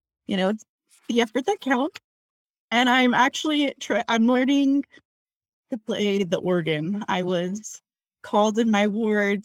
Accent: Salt Lake City, Utah, United States; also born or lived in Provo, Utah; now in Logan, United States; I am from Salt Lake City, graduated high school

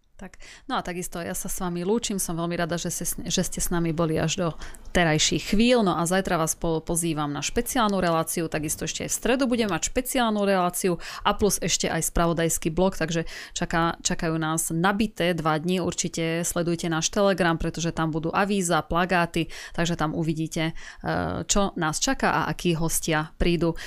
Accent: Slovakia; ja som raz e, zo Slovenska

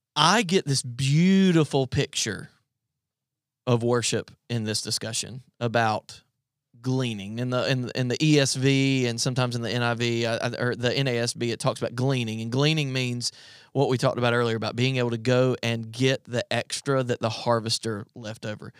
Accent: South Carolina, United States; moved away as an adult; now in Virginia, United States; I'm from South Carolina and I moved to Virginia

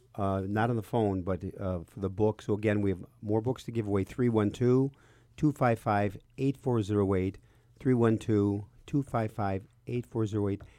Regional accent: Chicago, Illinois, United States; I was born and raised in Chicago

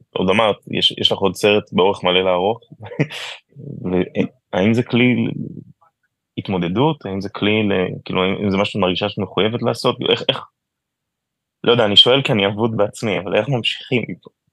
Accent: Tel Aviv, Tel Aviv District, Israel; כתל אביבי טיפוסי

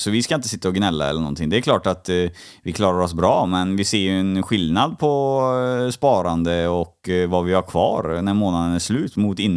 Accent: Poland; jag är ju polack också.

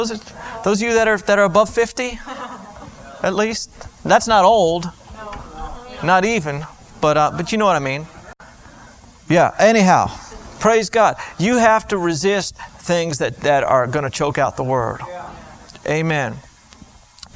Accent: Florida, United States; I grew up in Florida and all our trees were palm trees

